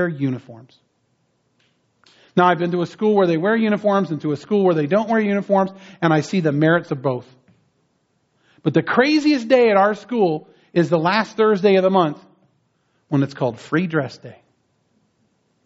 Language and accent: English; New Jersey, United States; now in San Diego, United States; I grew up back east in New Jersey